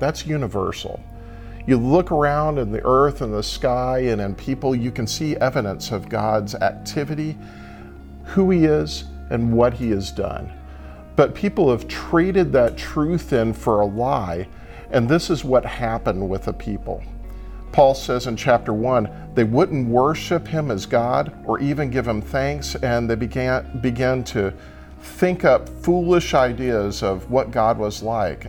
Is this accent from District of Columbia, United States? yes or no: no; Texas, United States; I'm Texan